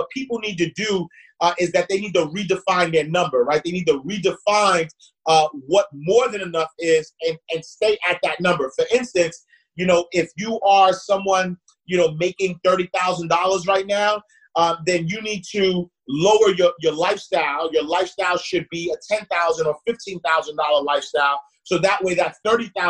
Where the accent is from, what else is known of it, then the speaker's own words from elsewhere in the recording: New York City, New York, United States; I'm from Harlem, home of the hustlers